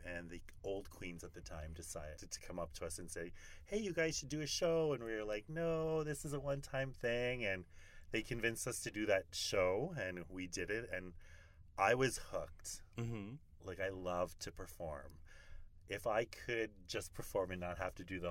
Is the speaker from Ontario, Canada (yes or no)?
no; St. Laurent, Manitoba, Canada; also born or lived in Winnipeg; now in Las Vegas, United States; I'm from Winnipeg, actually from St. Laurent, Manitoba, which is the little Métis community in the Interlake